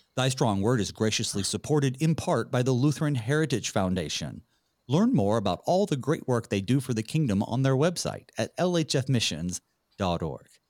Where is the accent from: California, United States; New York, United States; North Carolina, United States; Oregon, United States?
North Carolina, United States; I'm from North Carolina